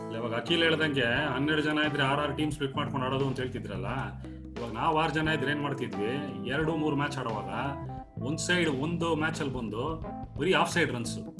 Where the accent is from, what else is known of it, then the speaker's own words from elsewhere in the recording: Bengaluru, Karnataka, India; ನಾವು ಯಡಿಯೂರಲ್ಲಿ ಇಪ್ಪತ್ನಾಲ್ಕ ರಸ್ತೆಯಲ್ಲಿ ಇದ್ದಾಗ